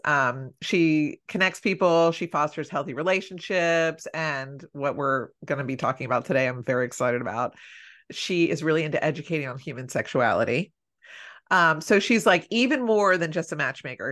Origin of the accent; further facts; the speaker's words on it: Philadelphia, Pennsylvania, United States; we're both from Philly